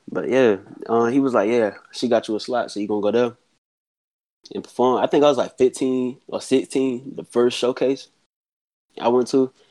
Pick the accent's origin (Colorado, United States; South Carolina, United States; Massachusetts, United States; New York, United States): South Carolina, United States; Well, I'm from Bestford. originally from Bestford, South Carolina.